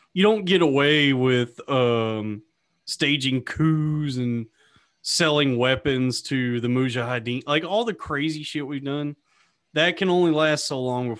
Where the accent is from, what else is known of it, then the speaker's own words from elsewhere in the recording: Texas, United States; moved away; I'm from Texas, and I got a bunch of friends and family down there